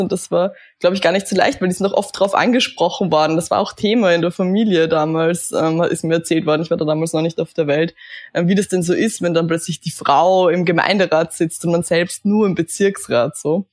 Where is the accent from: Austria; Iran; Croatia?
Austria; Eisenstadt, Burgenland; ich bin im Burgenland aufgewachsen, ähm, in einem kleinen Vorort von Eisenstadt, Kleinhöflein heißt